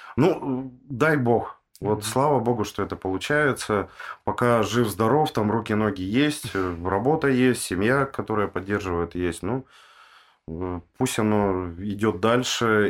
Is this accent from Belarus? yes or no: no; Tyumen, Tyumen Oblast, Russia; я сам из Тюмени родом